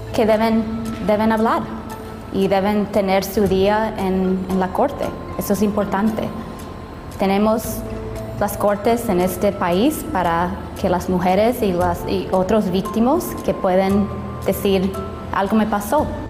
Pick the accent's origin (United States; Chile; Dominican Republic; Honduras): United States; Anaheim, California; also born or lived in Buena Park; Mi hermana y yo crecimos en el Anaheim Hilton y, Towers